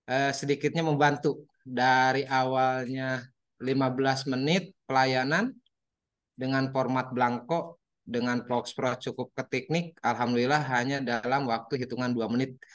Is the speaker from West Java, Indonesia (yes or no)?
yes; Selamanik, West Java, Indonesia; also born or lived in Majalengka; alhamdulillah kalau saya lahir dan tumbuh besar di Selama Selamanik.